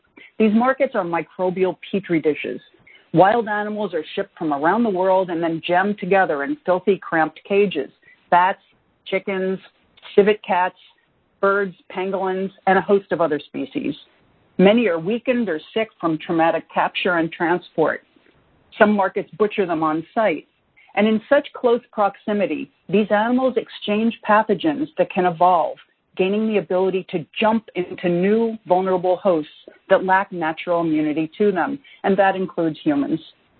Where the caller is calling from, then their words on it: New York, United States; I'm calling in from the New York metropolitan area, which is the nation's COVID-19 epicenter.